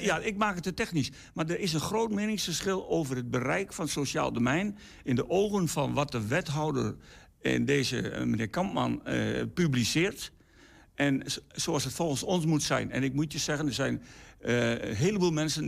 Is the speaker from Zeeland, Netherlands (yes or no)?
no; Enschede, Overijssel, Netherlands; ik was dus als kind hier in de Enschede. Ik ben geboren in Enschede